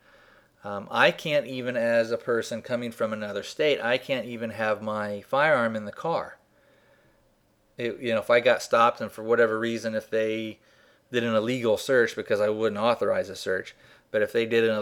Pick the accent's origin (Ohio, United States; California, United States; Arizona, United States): Arizona, United States; I'm from Arizona